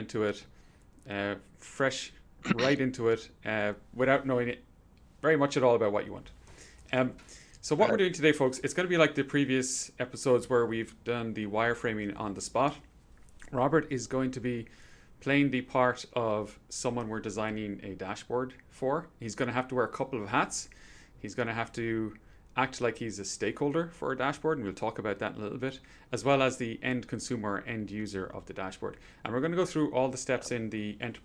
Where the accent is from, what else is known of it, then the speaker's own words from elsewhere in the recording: Ireland; where I grew up in Ireland